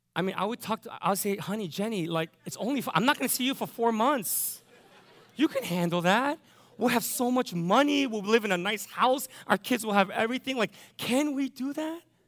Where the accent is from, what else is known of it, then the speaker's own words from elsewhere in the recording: United States; I'm an American